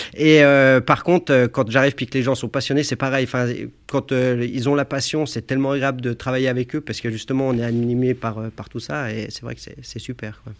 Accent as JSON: {"language": "French", "town": "Annecy", "region": "Auvergne-Rhône-Alpes", "country": "France", "tie": "born or raised there", "said": "je viens d'Annecy. Je suis né à Annecy. Hein. J'habitais un, petit village juste au-dessus d'Annecy, dans la montagne"}